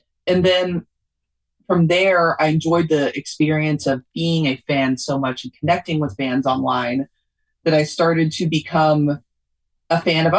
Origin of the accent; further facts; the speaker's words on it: Louisville, Kentucky, United States; Louisville, Kentucky.